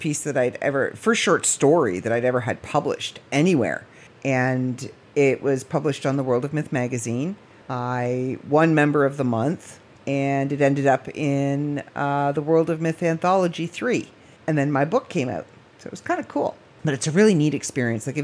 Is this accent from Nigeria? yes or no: no; Midland, Ontario, Canada; also born or lived in Barrie, Ontario / Port McNicoll, Ontario; we moved from Barrie to Midland